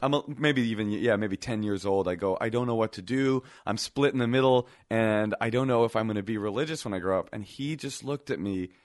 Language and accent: English; Oakland, California, United States; also born or lived in Brooklyn; I was coming straight from Oakland. I was this little boy who was super California